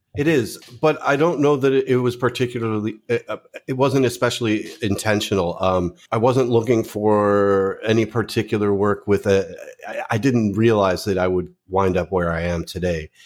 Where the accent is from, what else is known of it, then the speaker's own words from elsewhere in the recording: suburbs of Chicago, Illinois, United States; moved away as an adult; also born or lived in California; now in Philippines; I grew up in the Midwest, uh, in the suburbs of Chicago